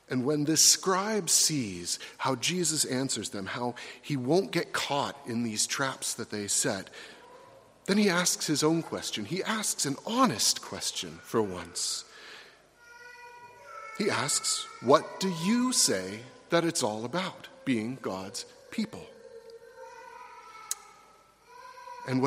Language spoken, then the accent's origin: English; United States; Americans like me